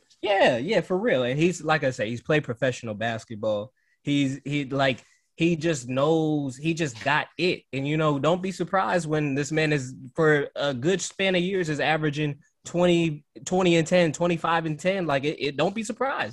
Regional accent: Cleveland, Ohio, United States; I'm from Cleveland

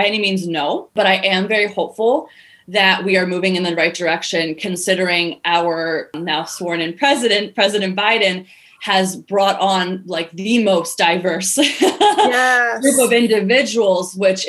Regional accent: United States; even though I'm American

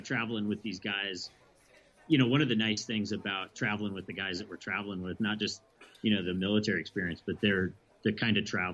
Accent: Alaska, United States; I grew up in Alaska

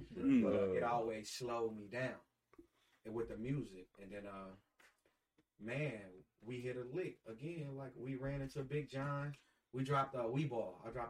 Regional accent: Gary, Indiana, United States; moved away; also born or lived in Alabama / Holland, Michigan; I grew up in Gary. I was born in Alabama.

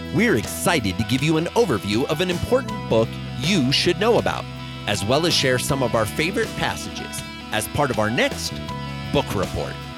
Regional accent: Boulder, Colorado, United States; my hometown of Boulder, Colorado

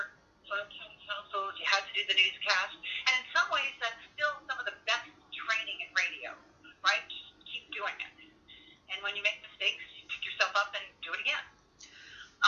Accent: Windsor, Ontario, Canada; moved away as an adult; I grew up in Windsor

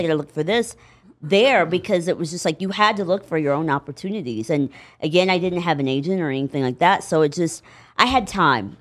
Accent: Indianapolis, Indiana, United States; moved away as an adult; now in Los Angeles, United States; I was raised in Indianapolis

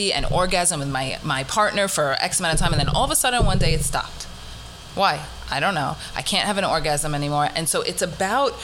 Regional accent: Massapequa Park, New York, United States; moved away; also born or lived in Riverdale, Bronx, New York; I actually grew up, I went to Farmingdale High School, but I grew up in Massapequa Park

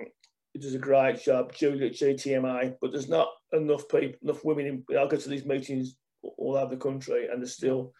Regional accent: Birmingham, West Midlands, United Kingdom; accent: Brummie; as a Brummie

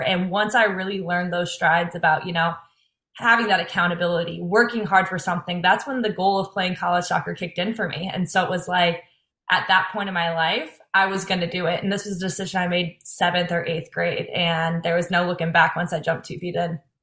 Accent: St. Louis, Missouri, United States; moved away as an adult; now in Iowa, United States; I'm from St. Louis, Missouri originally

